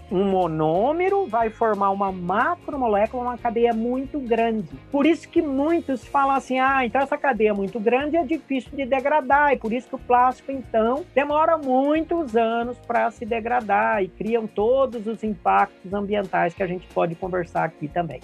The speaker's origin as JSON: {"language": "Portuguese", "town": "Bauru", "region": "São Paulo", "country": "Brazil", "tie": "born or raised there", "also_born_or_lived": "Andradina", "said": "eu nasci em Andradina e depois, mais ou menos, por volta de 10 anos, é, meu pai foi transferido para Bauru. Aí eu vivi grande parte, né, até 18 anos, 19 anos em Bauru"}